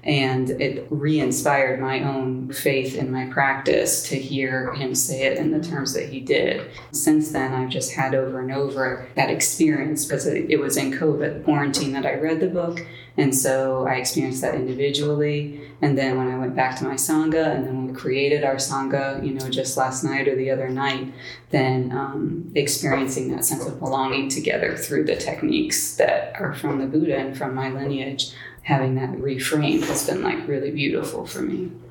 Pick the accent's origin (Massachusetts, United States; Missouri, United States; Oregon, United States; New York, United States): Missouri, United States; St. Louis; rivers merge in my hometown of St. Louis, Missouri